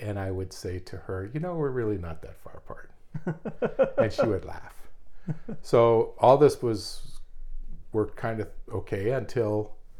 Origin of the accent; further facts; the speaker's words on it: Pennsylvania, United States; moved away as an adult; also born or lived in Minneapolis, Minnesota / Oklahoma City, Oklahoma; now in Burnsville, United States; we're originally from Pennsylvania, and we were moved around a little bit in the earlier part of my career, and then we wound up here.